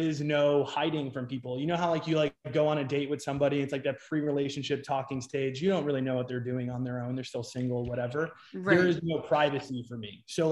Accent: New York, United States; now in Scottsdale, United States; I'm originally from New York. And I moved out to Arizona.

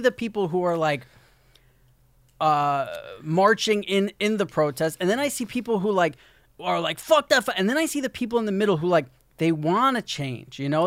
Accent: New York, United States; moved away as an adult; I'm from New York

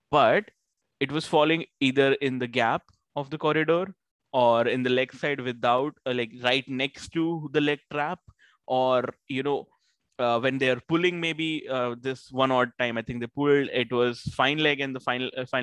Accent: Australia; Those spells were brutal to watch as an Aussie fan

